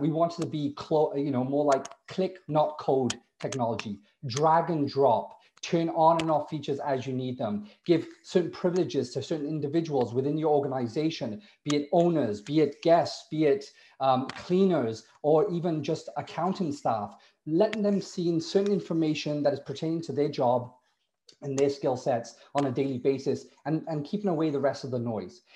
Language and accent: English; Wales, United Kingdom; also born or lived in Bristol / Cardiff; now in Toronto, Canada; I'm from Wales originally